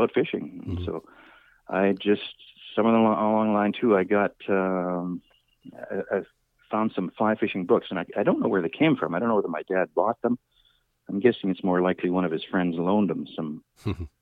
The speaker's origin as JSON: {"language": "English", "town": "Edmonton", "region": "Alberta", "country": "Canada", "tie": "born or raised there", "moved": "as an adult", "lives_now": "Southern Alberta, Canada", "said": "I grew up in Edmonton in Alberta"}